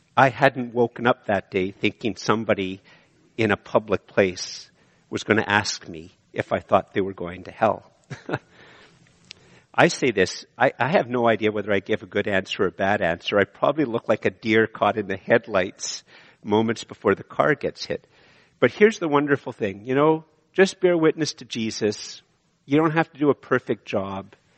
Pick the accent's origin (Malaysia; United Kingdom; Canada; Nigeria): Canada; I'm a Canadian